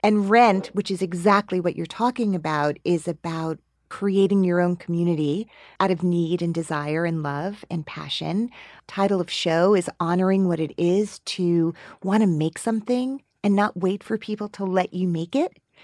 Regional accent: Teaneck, New Jersey, United States; me growing up in Teaneck

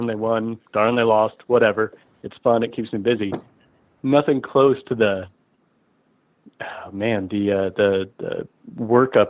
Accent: Omaha, Nebraska, United States; I'm sitting here in Omaha, Nebraska, right? Okay. This is my hometown

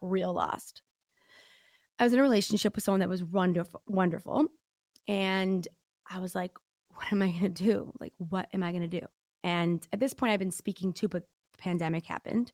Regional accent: Detroit, Michigan, United States; accent: Midwest; I'm from Detroit

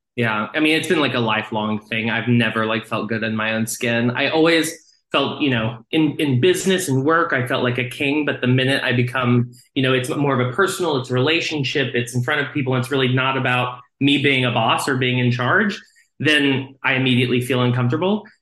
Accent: Texas, United States; I grew up in Texas

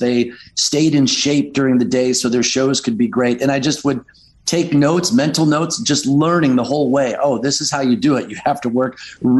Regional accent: Detroit, Michigan, United States; moved away; also born or lived in Grosse Pointe, Michigan / Los Angeles / Nashville; I grew up in Detroit.

